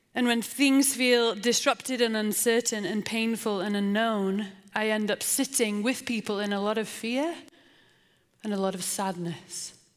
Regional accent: England, United Kingdom; also born or lived in Portland, Oregon; now in Salt Lake City, United States; I'm English

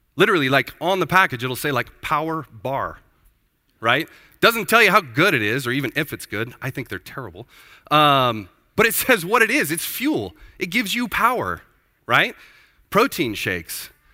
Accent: Prineville, Oregon, United States; Born and raised in Prineville, Oregon.

